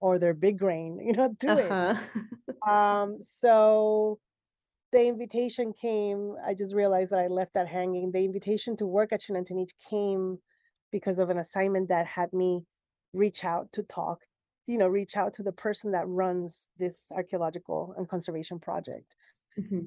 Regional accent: Puerto Rico; I'm from Puerto Rico, and being from the Caribbean and being specifically from Puerto Rico

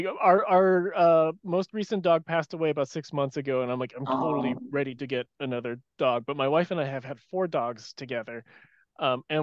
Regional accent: San Francisco Bay Area, California, United States; I played roller hockey my entire life growing up in California

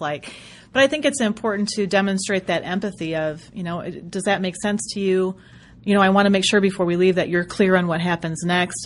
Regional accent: Western Michigan, United States; moved away; It's my home, my hometown. So hello, Michiganders.

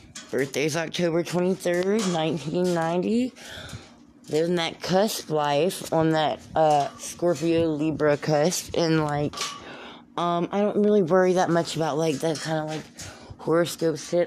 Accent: Sulphur, Louisiana, United States; I'm from, born and raised in Sulphur, Louisiana.

